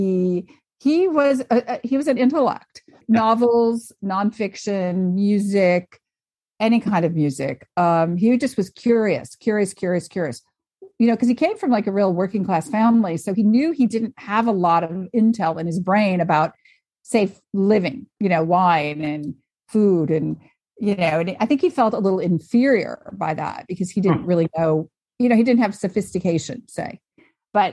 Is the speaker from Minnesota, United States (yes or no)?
no; Lansing, Michigan, United States; moved away; also born or lived in Cannes, France; I'm a kid from Lansing, Michigan